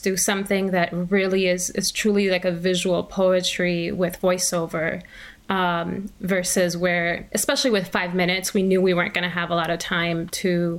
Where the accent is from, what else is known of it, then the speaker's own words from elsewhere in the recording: Milwaukee, Wisconsin, United States; moved away as an adult; also born or lived in Puerto Rico; now in Dallas, United States; I grew up in Milwaukee, Wisconsin. I'm originally from Puerto Rico, but we moved to Milwaukee when I was 8.